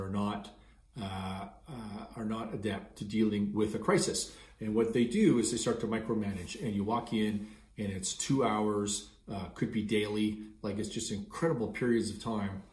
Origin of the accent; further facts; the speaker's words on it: Canada; I'm Canadian.